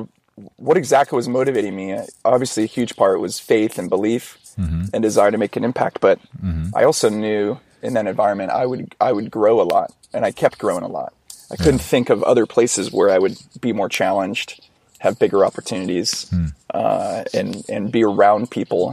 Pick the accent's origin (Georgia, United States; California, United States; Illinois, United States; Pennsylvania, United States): California, United States; Orange County; also born or lived in San Diego; growing up in Orange County